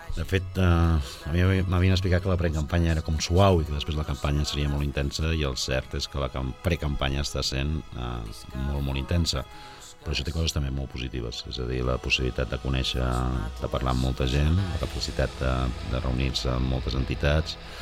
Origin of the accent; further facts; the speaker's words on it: Sabadell, Catalonia, Spain; moved away as an adult; now in Barcelona, Spain; com a sabadellenc de, de condició que és sempre, malgrat hagi marxat a la ciutat fa uns anys